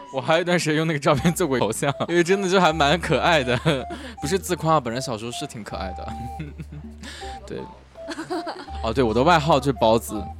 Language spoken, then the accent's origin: Chinese; a small county town in northern China, China; moved away as an adult; 我们小时候都是在一个那种家属院里长大的